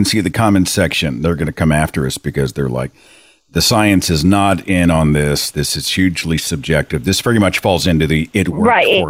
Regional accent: Oklahoma, United States; Area code 918. Hey, that's my hometown.

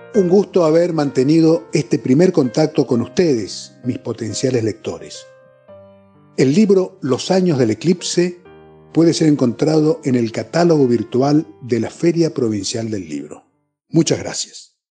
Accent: Resistencia, Chaco, Argentina; moved away as an adult; now in Corrientes, Argentina; Nací en Resistencia, provincia del Chaco, en 1956. Pero desde hace 36 años vivo en la ciudad de Corrientes

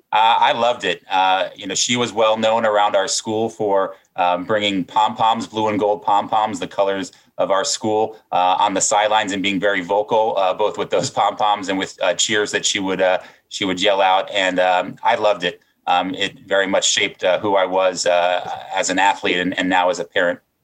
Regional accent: Silver Spring, Maryland, United States; Silver Spring, Maryland, just outside of Washington, D.C.

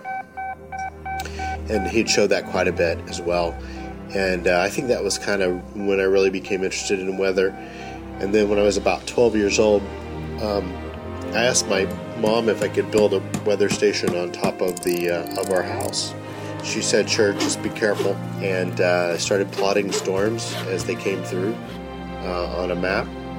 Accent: North Texas, United States; growing up in North Texas

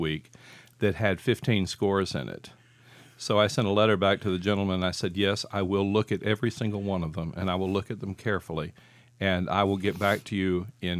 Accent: the South, United States; I'm a cowboy from the South.

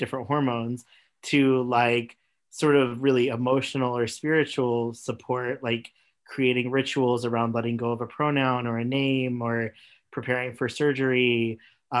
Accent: Missouri, United States; also born or lived in Oklahoma; I grew up in Missouri and Oklahoma, and my family was very conservative Christian.

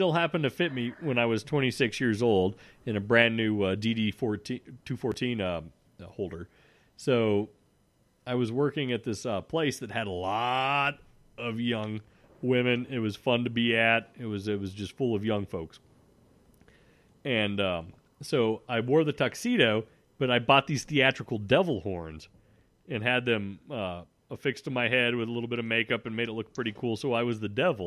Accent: Montana, United States; I grew up in Montana

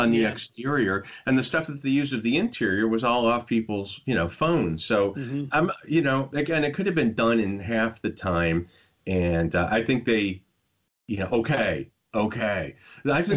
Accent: Midwest, United States; I grew up in the Midwest. I grew up where it was freezing

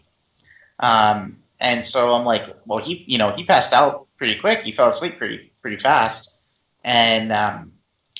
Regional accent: Virginia, United States; also born or lived in Pennsylvania; we moved from Pennsylvania to Virginia, brand new house

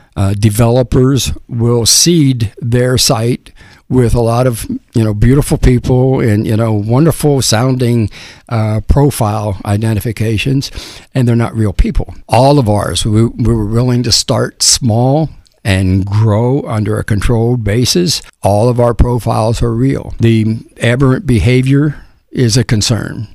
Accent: Cincinnati, Ohio, United States; moved away as an adult; now in Tampa, United States; I grew up in Cincinnati

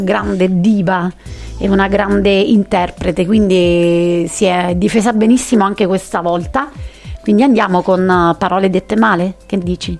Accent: a village near Taurasi, Campania, Italy; a cavallo tra il mio paese e Taurasi

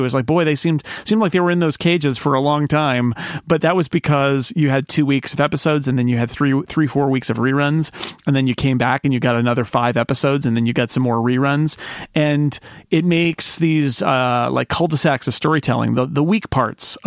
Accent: California, United States; from the 209. That is my hometown it area is. Code.

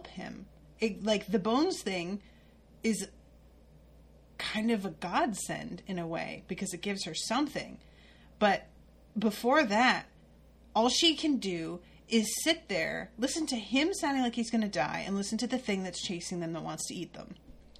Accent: Connecticut, United States; I grew up in Connecticut

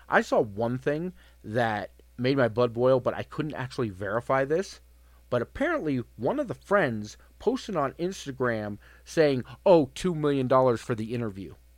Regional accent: Colorado, United States; I was born and raised here in Colorado

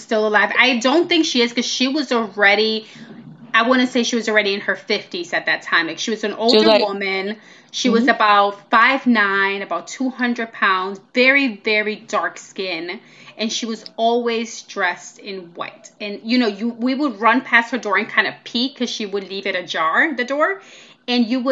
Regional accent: New York City, New York, United States; we grew up in Washington Heights in New York City.

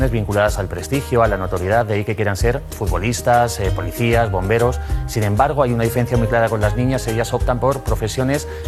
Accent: Barcelona, Catalonia, Spain; now in Madrid, Spain; También que somos de Barcelona y, y ahí el calor, aquí estoy tan tranquilo que tengo calor pero no sudo.

